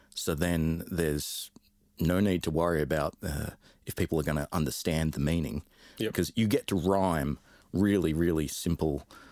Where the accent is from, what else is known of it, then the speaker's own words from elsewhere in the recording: London, United Kingdom; now in Australia; I grew up in London um, originally.